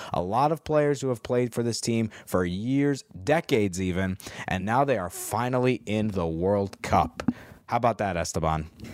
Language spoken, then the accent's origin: English; United States; As an American fan